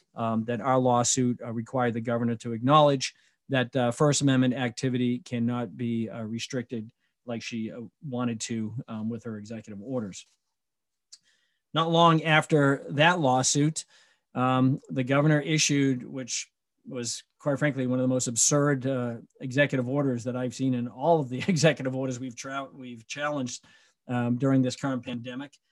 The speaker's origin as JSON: {"language": "English", "region": "Michigan", "country": "United States", "said": "my home state of Michigan"}